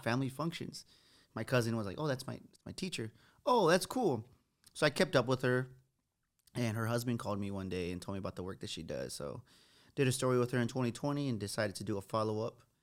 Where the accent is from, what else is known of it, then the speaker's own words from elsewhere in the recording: San Antonio, Texas, United States; Growing up on the West Side